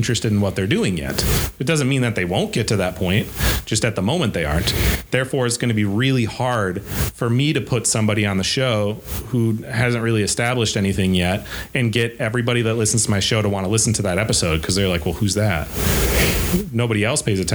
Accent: Eau Claire, Wisconsin, United States; also born or lived in Burnsville, Minnesota; I love my hometown.

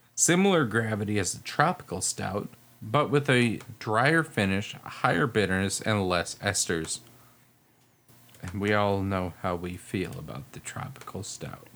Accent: United States; I'm American

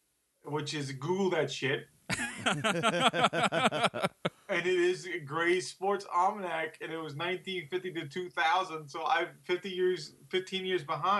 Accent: New York, United States; moved away; also born or lived in Twin Cities, Minnesota; from the library growing up in New York.

